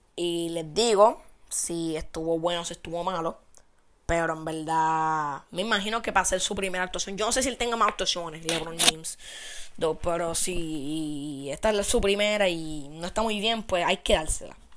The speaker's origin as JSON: {"language": "Spanish", "country": "Puerto Rico", "said": "somos ciudadanos de Estados Unidos"}